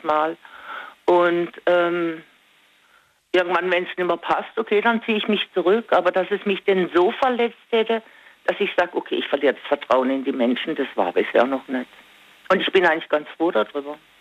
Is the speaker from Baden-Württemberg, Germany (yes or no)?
yes; Singen, Baden-Württemberg, Germany; moved away; Ich komme ursprünglich aus Singen